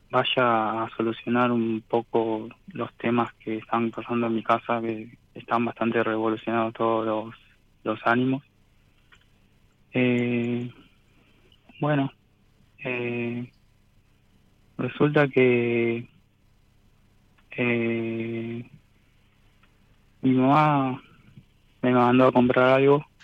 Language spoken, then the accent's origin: Spanish; Longchamps, Buenos Aires Province, Argentina; Soy de Buenos Aires, de la localidad de Lonchamps.